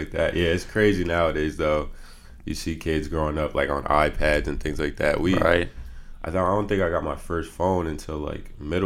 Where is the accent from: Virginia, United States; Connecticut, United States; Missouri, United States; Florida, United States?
Connecticut, United States; Stamford; moved away as an adult; also born or lived in Indiana; Grew up in Stamford, Connecticut, born and raised